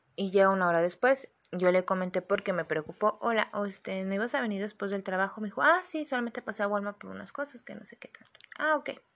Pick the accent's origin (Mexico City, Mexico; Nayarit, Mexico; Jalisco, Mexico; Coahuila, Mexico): Jalisco, Mexico; Guadalajara; yo soy de Guadalajara